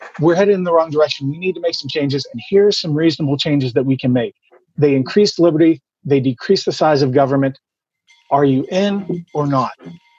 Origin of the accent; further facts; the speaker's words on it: Pittsburgh, Pennsylvania, United States; I'm a guy from Pittsburgh, Pennsylvania.